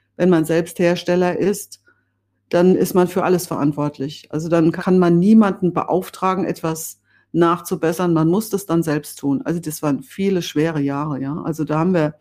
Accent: Bad Orb, Hesse, Germany; ich stamme ja aus Bad Orb im Spessart und aufgewachsen bin ich auf der Wegscheide

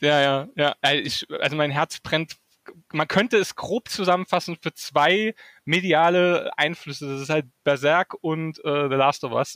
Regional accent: Saarland, Germany; now in Wiesbaden, Germany; ich komme ursprünglich aus dem Saarland. Das war mhm. äh, in, in Burbach

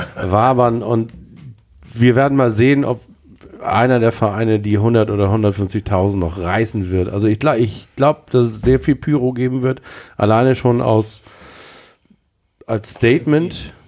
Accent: Hamburg, Germany; als Hamburger

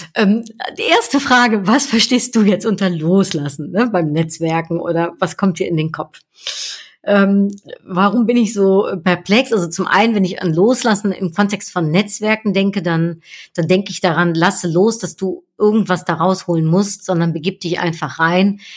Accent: Netherlands; now in Cologne, Germany; wir Niederländer

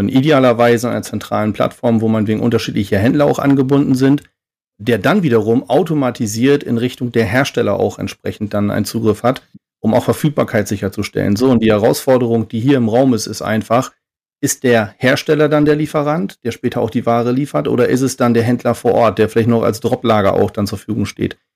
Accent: Oldenburg, Lower Saxony, Germany; born there; ich bin 43 Jahre alt, äh, komme gebürtig aus Oldenburg

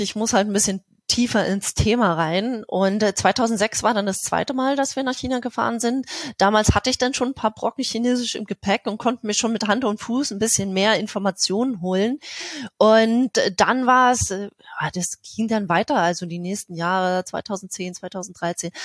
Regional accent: East Germany, Germany; ich bin, bin ein Ossi durch und durch

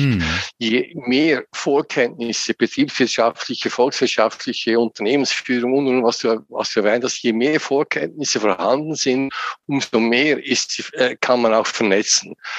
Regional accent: Lucerne, Switzerland; moved away as an adult; now in St. Gallen area, Switzerland; Ich bin in Luzern aufgewachsen aus der Innerschweiz.

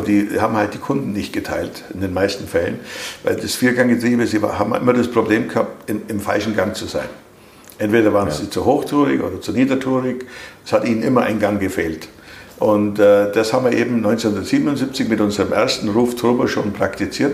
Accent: Germany; als Deutsche

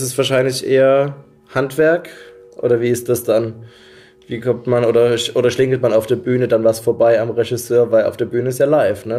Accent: near Dresden, Saxony, Germany; Ich komme ja eigentlich aus der Nähe von Dresden.

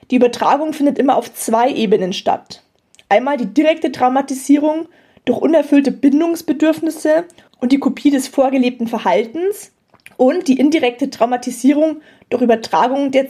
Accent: Rosenheim, Bavaria, Germany; born there; ich bin gebürtig aus Rosenheim

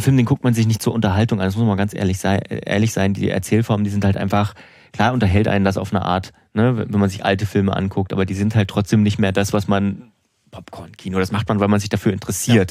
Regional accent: Suhl, Thuringia, Germany; meiner Heimat

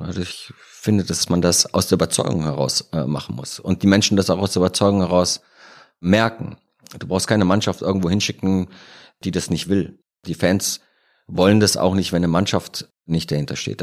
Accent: Rhineland, Germany; moved away as an adult; also born or lived in Cologne; now in Munich, Germany; Als Rheinländer in München

